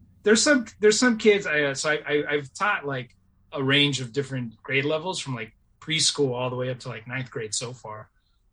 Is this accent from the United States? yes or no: yes; Bay Area, California, United States; also born or lived in Davis; Like I grew up in the Bay Area, public school, low incomes